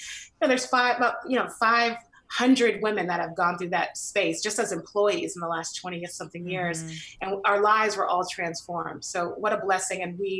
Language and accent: English; San Francisco, California, United States; But my early years, you know, I grew up in the Western Addition, you know, right by the Panhandle, and a beautiful Victorian.